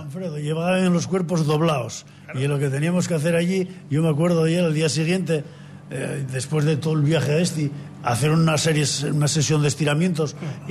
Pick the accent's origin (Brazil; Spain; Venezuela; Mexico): Spain; Asturias; como asturiano y como profesor de educación física